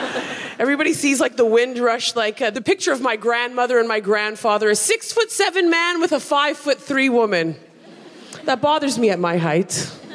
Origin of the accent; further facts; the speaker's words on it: Canada; now in United Kingdom; I'm from Canada.